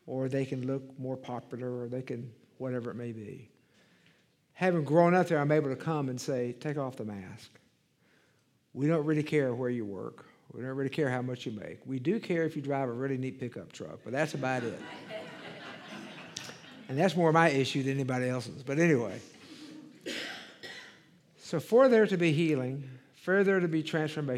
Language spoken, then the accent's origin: English; Dallas, Texas, United States; also born or lived in Waco, Texas / Marshall, Texas / El Paso, Texas / Little Rock; I grew up in Dallas.